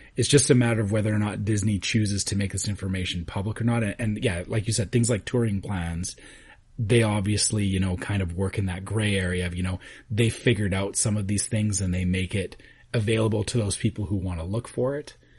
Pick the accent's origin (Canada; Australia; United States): Canada; as a Canadian